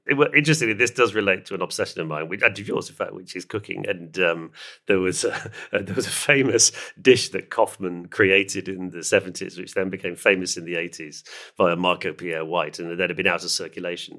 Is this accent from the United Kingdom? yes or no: yes; United Kingdom; I'm a British person